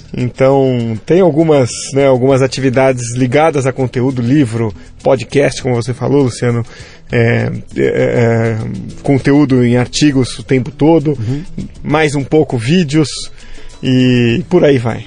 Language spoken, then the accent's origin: Portuguese; São Vicente, São Paulo, Brazil; also born or lived in Santos / Nigeria; eu sou natural de Santos, né? Eu falo, eh, na verdade, São Vicente. Eu falo Santos para arredondar